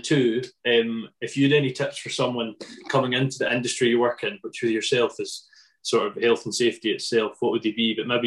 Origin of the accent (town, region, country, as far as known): Scotland, United Kingdom